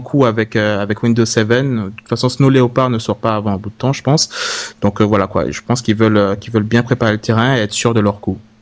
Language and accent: French; Guadeloupe; je viens de la Guadeloupe